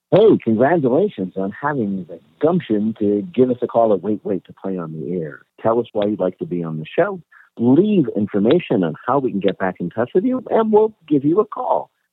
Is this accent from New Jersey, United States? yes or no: yes; New Jersey, United States; I'm from Jersey.